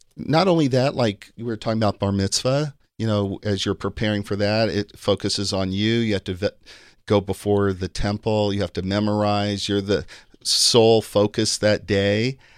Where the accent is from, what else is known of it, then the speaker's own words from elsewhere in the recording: Kansas City, Missouri, United States; moved away as an adult; also born or lived in Virginia; My dad got a job there, and that's where, that's where I, uh, grew up